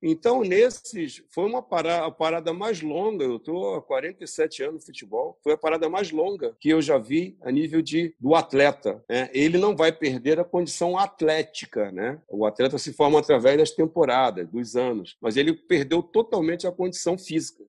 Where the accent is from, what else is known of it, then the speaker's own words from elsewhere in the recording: Brazil; somos brasileiros